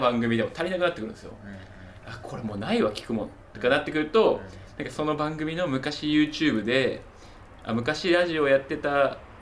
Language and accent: Japanese; Tokyo, Japan; 東京育ち、